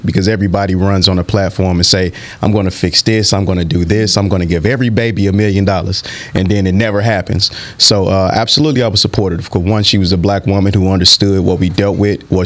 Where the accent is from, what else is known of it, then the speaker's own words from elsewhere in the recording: St. Louis, Missouri, United States; growing up in St. Louis in the inner city, especially being a young black male